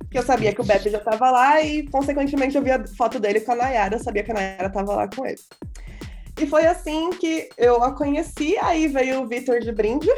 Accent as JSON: {"language": "Portuguese", "region": "São Paulo", "country": "Brazil", "said": "Eu sou de Itaquera, do outro lado de São Paulo"}